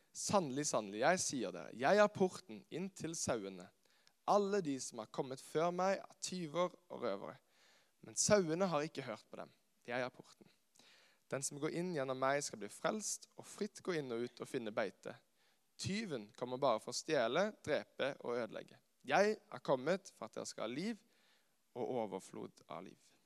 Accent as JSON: {"language": "Norwegian", "town": "Karmøy", "region": "Rogaland", "country": "Norway", "tie": "born or raised there", "moved": "as an adult", "lives_now": "Kristiansand, Norway", "said": "Jeg er opprinnelig fra Karmøy, eh, som er på Vestlandet"}